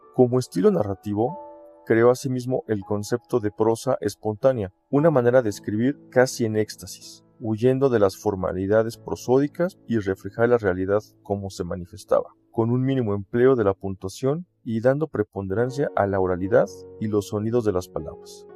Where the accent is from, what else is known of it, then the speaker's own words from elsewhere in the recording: Mexico; also born or lived in Toluca, State of Mexico; soy mexicano y vivo en Toluca, Estado de México